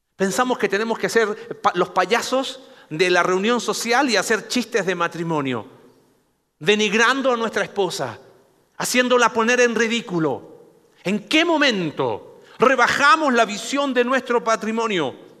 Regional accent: Mexico; Somos mexicanos

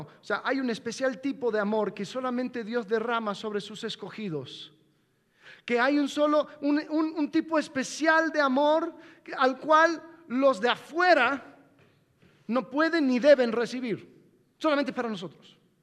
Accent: United States; moved away; también soy gringo

